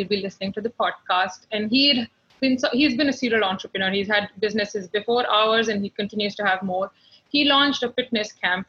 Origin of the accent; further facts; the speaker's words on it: New Delhi, Delhi, India; moved away as an adult; now in New York, United States; I grew up in New Delhi, which is the capital of India